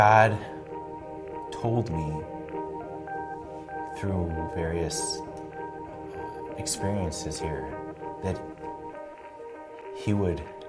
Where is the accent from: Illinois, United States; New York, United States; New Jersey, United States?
Illinois, United States; Buffalo Grove; I grew up in Buffalo Grove, which is a northwest suburb